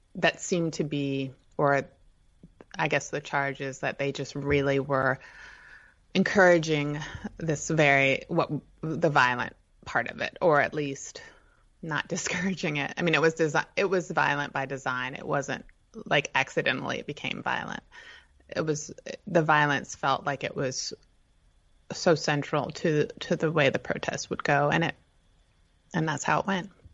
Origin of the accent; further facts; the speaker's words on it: Northern Virginia, United States; also born or lived in Shenandoah Valley, Virginia / Arlington, Virginia / Charlottesville, Virginia; So I was born in Virginia. I grew up in Northern Virginia